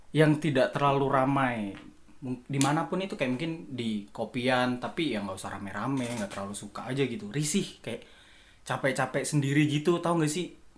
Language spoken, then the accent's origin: Indonesian; Surakarta, Central Java, Indonesia; also born or lived in Palembang; now in Malang, Indonesia; Gue ini dulu lahirnya tuh di Palembang, tapi karena gedenya di Solo. Jadi gue bilangnya gue asli Solo